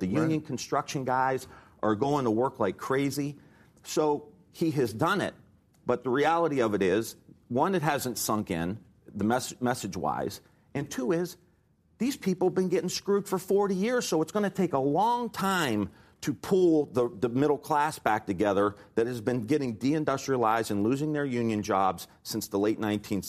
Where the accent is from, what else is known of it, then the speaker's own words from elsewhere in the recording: Northeast Ohio, United States; I'm from Northeast Ohio. I represented Youngstown, Akron, Rust Belt towns.